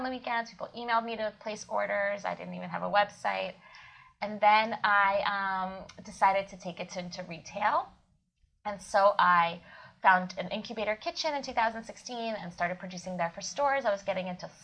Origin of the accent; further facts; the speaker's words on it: Kyiv, Ukraine; moved away; I was born in Kiev, Ukraine, where I was always ate buckwheat